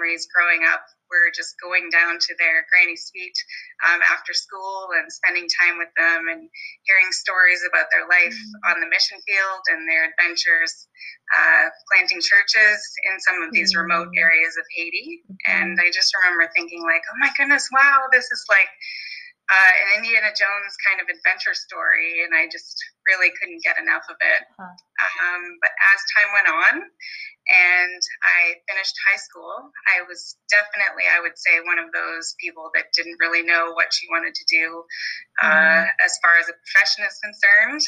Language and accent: English; Brantford, Ontario, Canada; I was born in Brantford, Ontario, which is the home of Wayne Gretzky